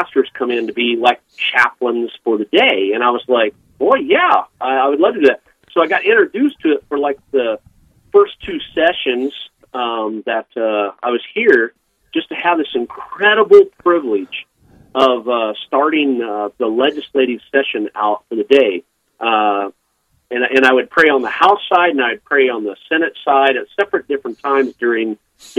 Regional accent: Wichita, Kansas, United States; also born or lived in Eugene, Oregon; now in Bismarck, United States; I grew up in Wichita, Kansas

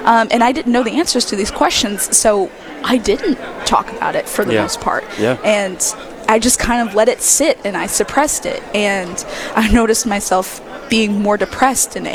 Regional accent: Mobile, Alabama, United States; I'm born and raised in Mobile, Alabama. I still live there with my family.

